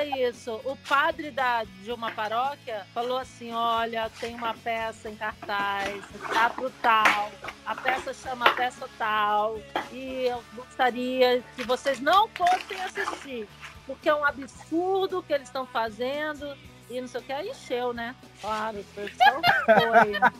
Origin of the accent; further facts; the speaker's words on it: Pirenópolis, Goiás, Brazil; eu como goiana, tô aqui em Pirinópolis, na minha cidade de Goiás. Aqui ah. minha família, que é goiana mesmo, e eu moro aqui